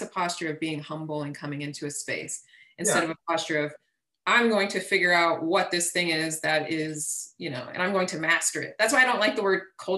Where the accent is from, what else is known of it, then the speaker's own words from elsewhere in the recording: Texas, United States; I grew up in Texas, part of the Texas educational system, born and raised in Texas.